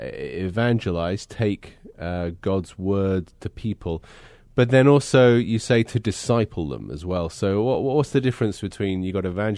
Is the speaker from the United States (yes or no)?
no; England, United Kingdom; moved away; I'm originally from England